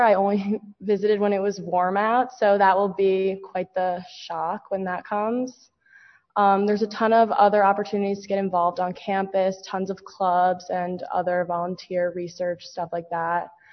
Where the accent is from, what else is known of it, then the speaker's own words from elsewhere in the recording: Armonk, New York, United States; I'm from Armonk, New York